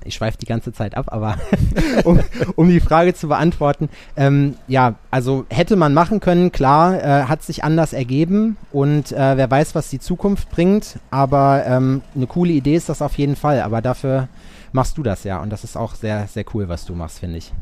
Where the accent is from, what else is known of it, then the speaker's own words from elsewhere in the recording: Sauerland, between Hagen and Lüdenscheid, North Rhine-Westphalia, Germany; now in Jena, Germany; Scheiksmühle. Das ist so ein kleines Nest zwischen Hagen und Lüdenscheid. Ja. Also eigentlich bin ich Sauerländer